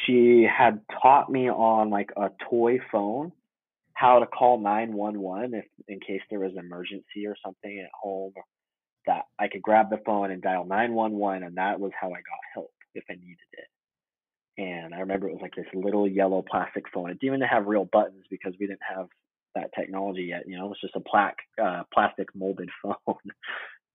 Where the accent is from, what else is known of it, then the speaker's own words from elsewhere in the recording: Utah, United States; also born or lived in Chicago, Illinois / American Fork, Utah / Salt Lake City, Utah; We moved to Chicago from Utah, I think it was like 96, 97